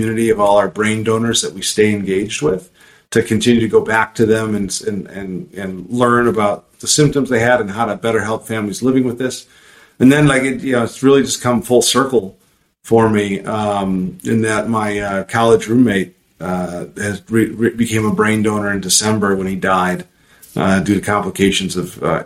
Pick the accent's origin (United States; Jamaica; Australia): United States; Chicago, Illinois; I grew up in Chicago